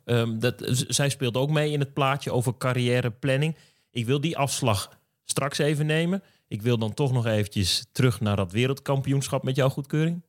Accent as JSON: {"language": "Dutch", "region": "Drenthe", "country": "Netherlands", "said": "ik kom uit Drenthe"}